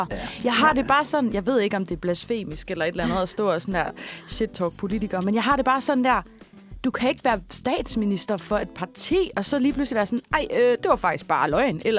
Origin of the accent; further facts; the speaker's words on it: Aalborg, North Denmark Region, Denmark; men jeg er jo fra Aalborg.